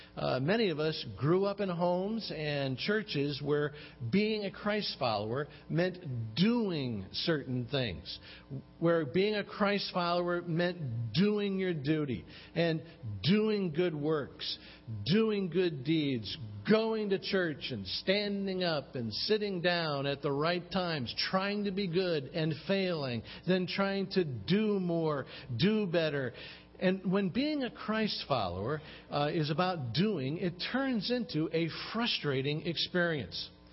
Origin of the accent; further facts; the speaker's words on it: Chicago, Illinois, United States; I grew up in Chicago uh, where it could get really cold